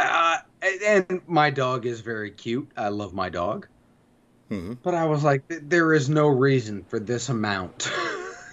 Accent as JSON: {"language": "English", "region": "New York", "country": "United States", "tie": "born or raised there", "said": "I grew up in New York"}